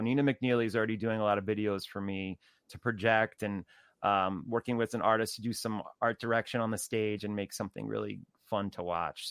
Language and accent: English; New Jersey, United States; I grew up also in New Jersey too